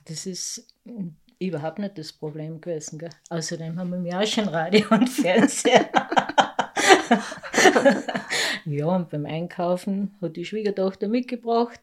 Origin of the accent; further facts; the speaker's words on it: Lading, Carinthia, Austria; accent: Lavanttal dialect; also born or lived in Obergösel; Aufgewachsen in Lading, nicht gar so groß